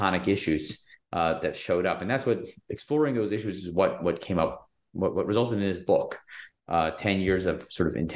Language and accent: English; Athens, Georgia, United States; moved away; also born or lived in Chicago; I grew up in Athens, Georgia, which is a small town in Georgia, with a very small Jewish community.